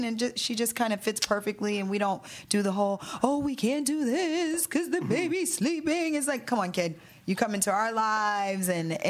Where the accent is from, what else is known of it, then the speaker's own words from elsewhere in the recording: the South, United States; we're from the South.